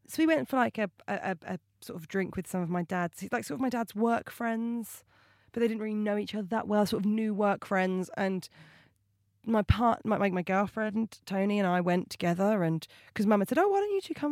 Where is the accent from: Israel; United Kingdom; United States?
United Kingdom; Portsmouth, South East England; now in London, United Kingdom; I am a comedian. I am from Portsmouth originally